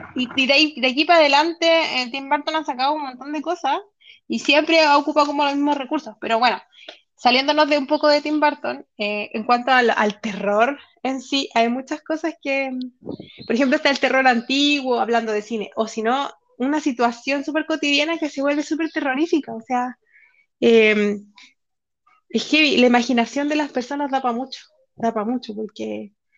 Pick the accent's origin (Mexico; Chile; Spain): Chile; nuestro movimiento aquí en Chile